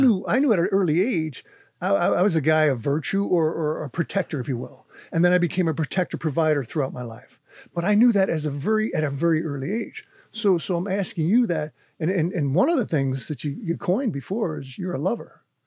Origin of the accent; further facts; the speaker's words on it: Wayne, New Jersey, United States; also born or lived in Forge, New Jersey; I grew up in New Jersey in the Italian neighborhood